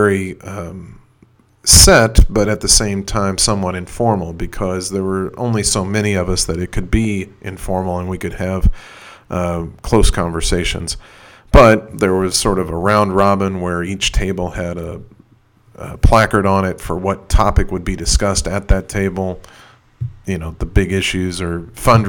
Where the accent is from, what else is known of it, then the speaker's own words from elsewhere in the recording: Kentucky, United States; somebody who's been born and raised in Kentucky